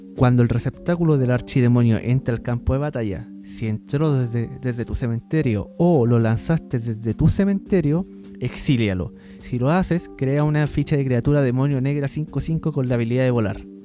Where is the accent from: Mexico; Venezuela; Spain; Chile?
Chile; uno como chileno